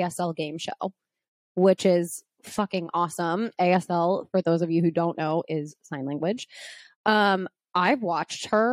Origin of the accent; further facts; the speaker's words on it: Pittsburgh, Pennsylvania, United States; moved away; we're both from Pittsburgh